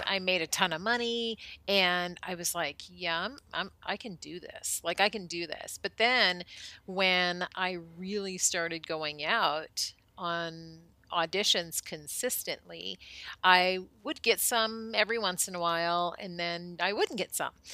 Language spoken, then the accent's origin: English; Colorado, United States; moved away as an adult; also born or lived in Minnesota / Arizona / Hollywood; moved to Colorado when I was almost eight, and was there until I graduated high school